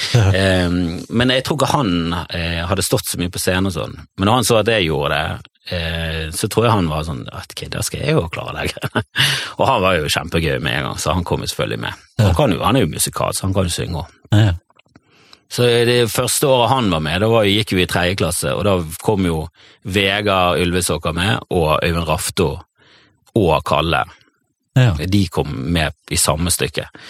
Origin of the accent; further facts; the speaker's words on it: Bergen, Vestland, Norway; accent: Fana; also born or lived in Voss / Sandviken, Bergen; jeg vokste opp eh, ute med kirken, oppe på sånn haug Søre Titlestad